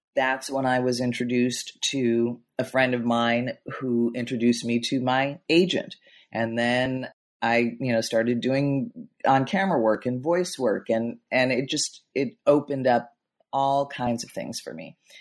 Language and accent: English; Chicago, Illinois, United States; I grew up in in Chicago in the Midwest